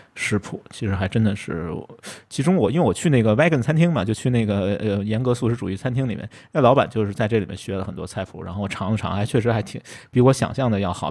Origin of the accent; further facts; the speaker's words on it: Beijing, China; 就是我们北京人说的柿子椒